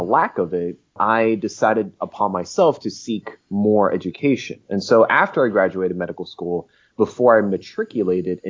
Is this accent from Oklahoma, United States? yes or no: no; New Jersey, United States; now in Los Angeles, United States; I'm an American, born and raised in New Jersey, born to immigrant parents. I'm based in Los Angeles right now